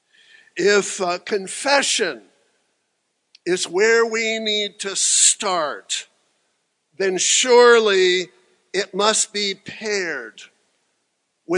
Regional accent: Franklin, Tennessee, United States; welcome to Franklin, my hometown

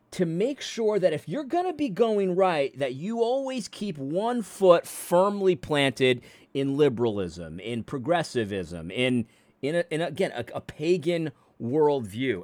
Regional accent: New England, United States; I grew up in New England

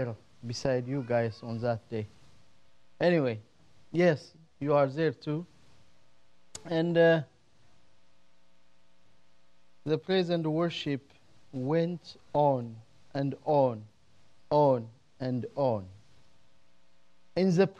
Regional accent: Ethiopia; now in United States

